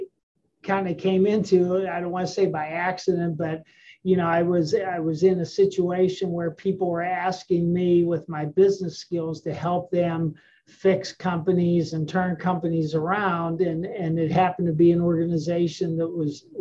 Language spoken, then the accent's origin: English; Western Pennsylvania, United States; I grew up in Western Pennsylvania